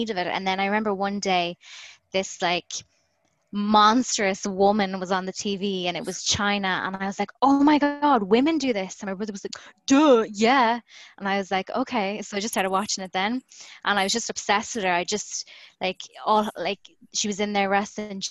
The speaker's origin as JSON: {"language": "English", "town": "Galway", "region": "Connacht", "country": "Ireland", "said": "when he heard my accent, he was like, where are you from? And I said, oh, I'm from Galway"}